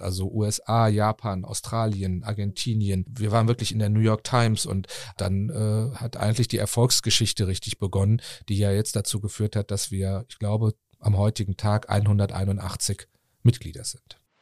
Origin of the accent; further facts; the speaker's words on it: Cologne, North Rhine-Westphalia, Germany; Ich bin in einem wie sagt Guido Kanz das immer so schön, in einem kleinen Fischerdorf am Rhein geboren, nämlich in Porz.